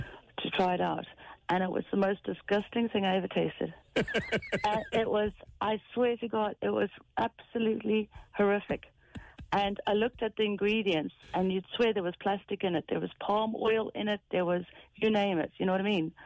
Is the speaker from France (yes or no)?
no; South Africa; now in Ireland; I'm South African